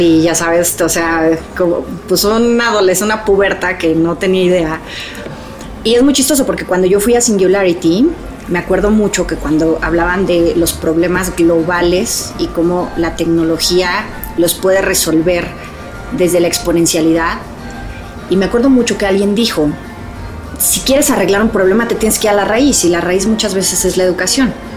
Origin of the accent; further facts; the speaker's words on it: Mexico; ya soy más mexicana que el nopal